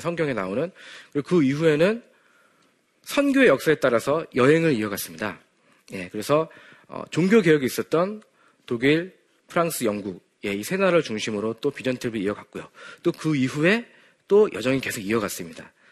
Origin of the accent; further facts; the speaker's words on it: South Korea; 저는 비록 어, 바다 건너편, 지구 반대편에 한국에서 왔지만